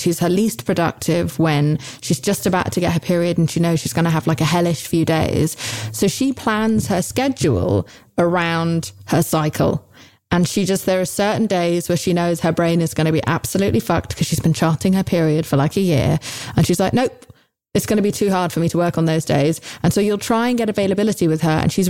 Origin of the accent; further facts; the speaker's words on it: United Kingdom; I'm British